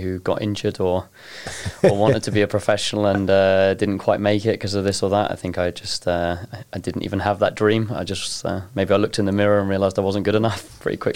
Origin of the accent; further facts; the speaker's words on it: Norwich, East of England, United Kingdom; moved away as an adult; now in Iceland; I come from Norwich, so I wouldn't say it's maybe a hotbed of football, but it's got a football team and it's got a team to support, and I grew up there.